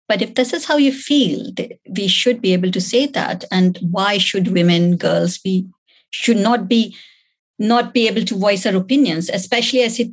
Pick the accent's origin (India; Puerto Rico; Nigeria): India; moved away; growing up in India